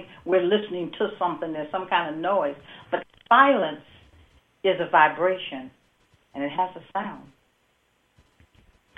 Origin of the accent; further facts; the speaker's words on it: Midwest, United States; I'm from the Midwest